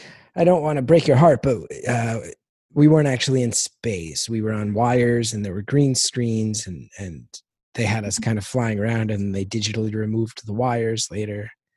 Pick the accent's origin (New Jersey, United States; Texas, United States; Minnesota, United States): New Jersey, United States; West Orange; born or raised there